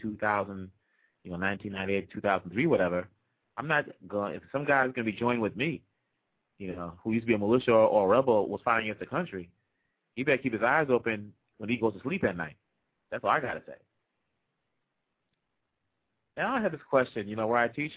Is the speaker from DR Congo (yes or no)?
yes; DR Congo; moved away; we're from Congo.